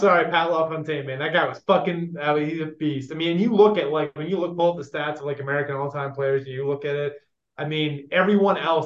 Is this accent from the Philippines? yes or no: no; Canada; I'm Canadian